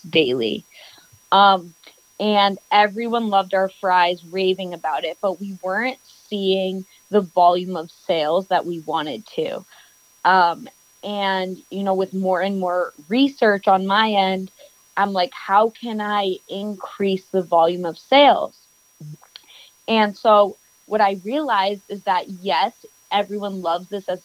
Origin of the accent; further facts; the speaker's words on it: New York City, New York, United States; I am born and raised in New York City.